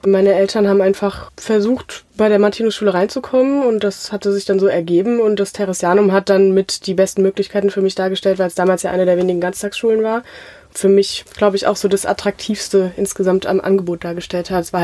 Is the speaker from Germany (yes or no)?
yes; Mainz, Rhineland-Palatinate, Germany; Ein richtiges Mainzer Mädchen, ja.